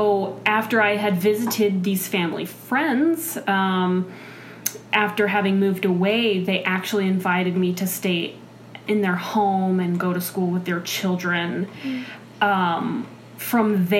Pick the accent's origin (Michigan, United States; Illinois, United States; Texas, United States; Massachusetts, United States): Texas, United States; Dallas; now in Minnesota, United States; I was born in Texas, in the Dallas-Fort Worth Metro